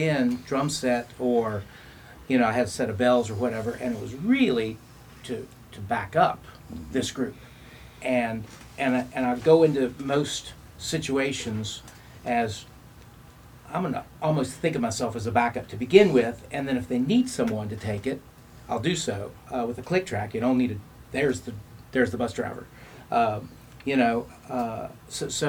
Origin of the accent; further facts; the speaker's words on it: Staunton, Virginia, United States; I grew up in Stanton.